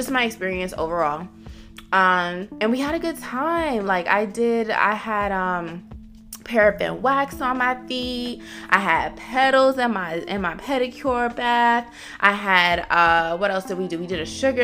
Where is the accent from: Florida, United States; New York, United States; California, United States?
New York, United States; New York City; now in Atlanta, United States; I'm still from the Bronx